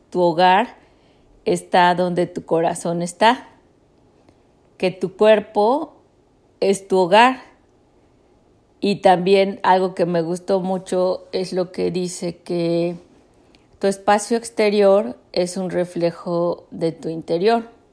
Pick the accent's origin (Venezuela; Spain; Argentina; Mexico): Mexico; now in United States; en México, en la ciudad donde crecí, o si está en Estados Unidos conmigo y con la familia pues que he formado aquí